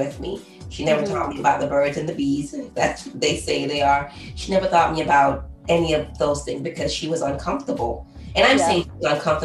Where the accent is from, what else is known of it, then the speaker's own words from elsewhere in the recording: Jamaica; growing up in Jamaica where we're heavily church-minded